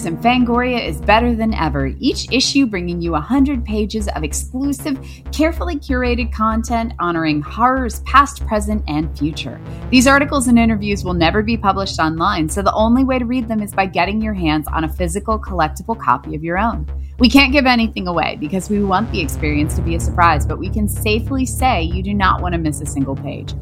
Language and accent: English; Winchester, Virginia, United States; moved away; my hometown, Winchester, Virginia